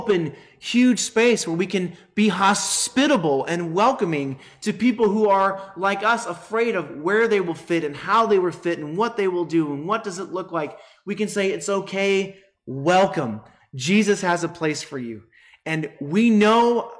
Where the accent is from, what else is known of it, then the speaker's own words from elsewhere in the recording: United States; us Americans